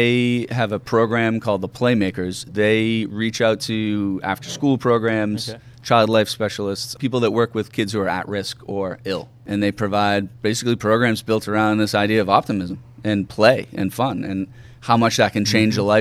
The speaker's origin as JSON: {"language": "English", "town": "Braintree", "region": "Massachusetts", "country": "United States", "tie": "born or raised there", "said": "I grew up in Braintree"}